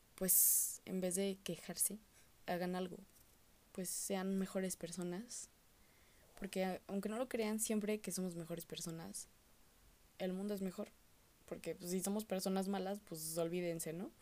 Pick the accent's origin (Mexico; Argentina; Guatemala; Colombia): Mexico; como los mexicanos